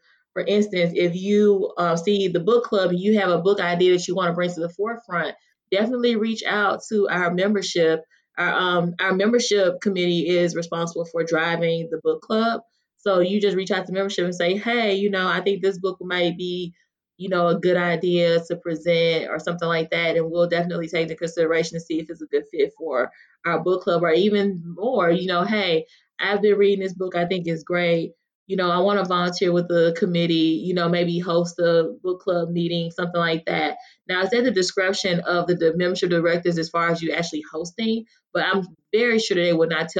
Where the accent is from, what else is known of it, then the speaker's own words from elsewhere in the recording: Mississippi, United States; I grew up in, you know, rural Mississippi